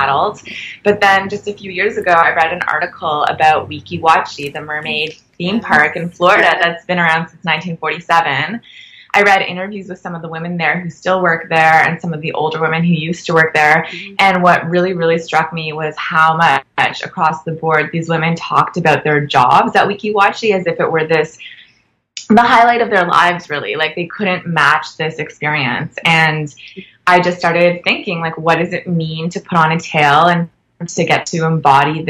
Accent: Canada; we're Canadian filmmakers

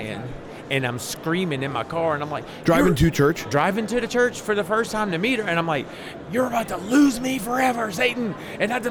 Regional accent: New Orleans, Louisiana, United States; now in Baton Rouge, United States; Born and raised in NOLA

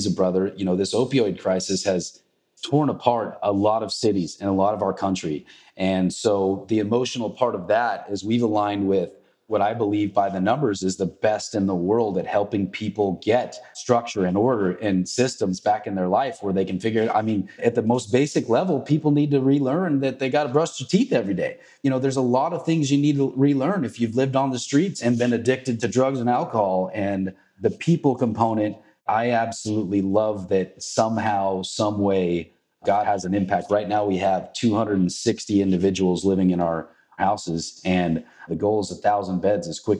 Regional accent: Marysville, Washington, United States; hometown, Marysville, Washington, where I grew up since I was born there and raised there. And I live 20 minutes from there now

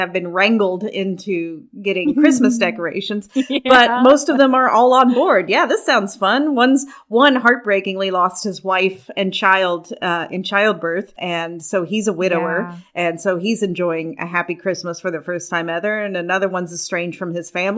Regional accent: Kentucky, United States; I'm from Kentucky.

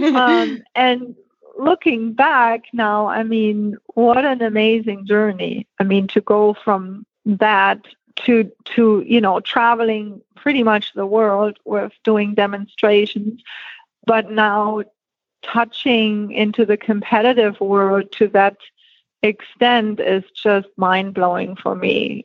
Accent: Germany; moved away; born and raised in Germany

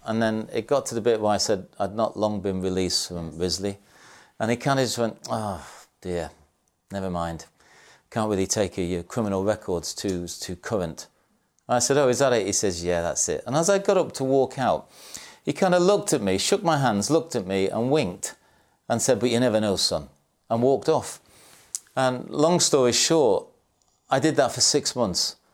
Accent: Salford, North West England, United Kingdom; I was born in Salford in Manchester.

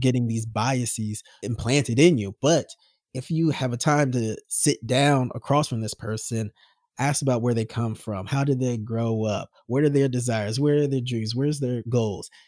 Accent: United States; I'm American, red-blooded, steak-eating.

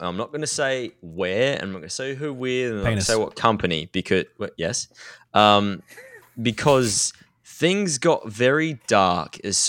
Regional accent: Australia

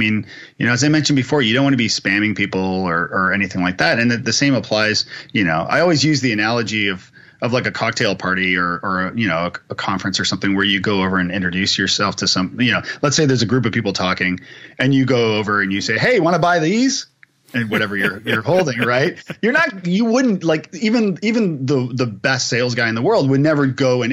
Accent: Canada; I'm Canadian

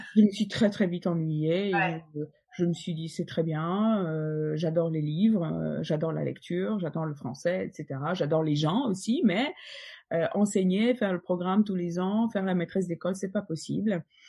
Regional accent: Poland; French is a second language; moved away as an adult; now in Paris, France; je suis polonaise et, et j'ai donc mes racines là-bas

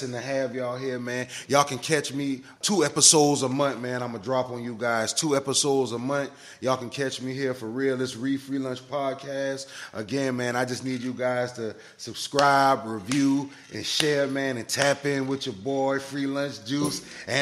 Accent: Charleston, South Carolina, United States; also born or lived in Orangeburg, South Carolina; I was born in Orangeburg, South Carolina, raised in Charleston, South Carolina, graduated from R.B. Stahl High School in North Charleston

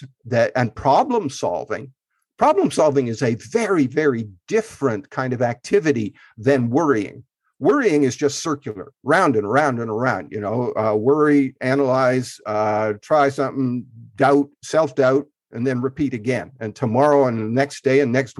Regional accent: Canada; I grew up in Canada, in rural Canada

